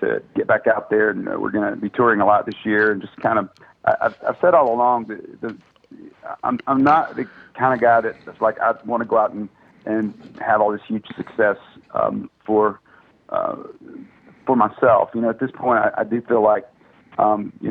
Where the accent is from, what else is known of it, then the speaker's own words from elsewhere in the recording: South Alabama, United States; I grew up in the Pentecostal church down in South Alabama